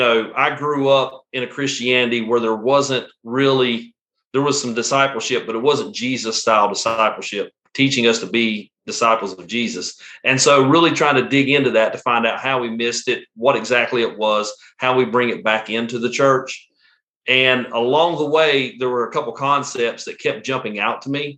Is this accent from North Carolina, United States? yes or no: yes; Western North Carolina, United States; accent: Southern; I'm from, if you can tell from my accent, I'm from the South. I'm from Western North Carolina. Grew up in Western North Carolina